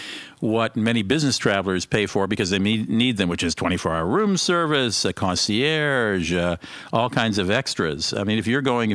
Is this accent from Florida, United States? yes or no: no; Bethesda, Maryland, United States; I grew up in Bethesda nearby